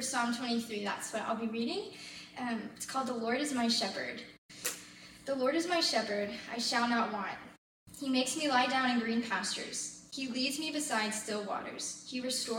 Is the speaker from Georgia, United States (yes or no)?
yes; Brunswick, Georgia, United States; moved away as an adult; now in Milledgeville, United States; I'm from Brunswick, Georgia, but I'm at college, at Georgia College in Milledgeville